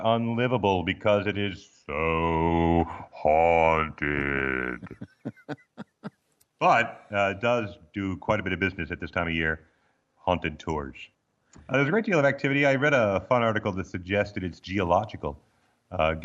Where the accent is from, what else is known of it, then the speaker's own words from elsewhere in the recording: Arizona, United States; moved away as an adult; also born or lived in Baltimore, Maryland / Missouri / Illinois; now in Australia; growing up in Arizona, where it was a constant sort of medium high dryer heat all the time in life